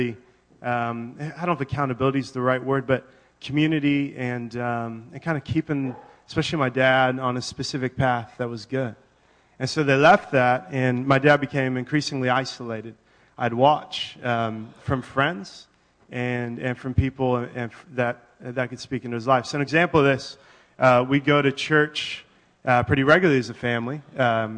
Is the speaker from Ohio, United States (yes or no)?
no; Yakima, Washington, United States; born or raised there; moved away as an adult; also born or lived in San Diego, California / Wenatchee, Washington / Redmond, Washington; now in Bellevue, United States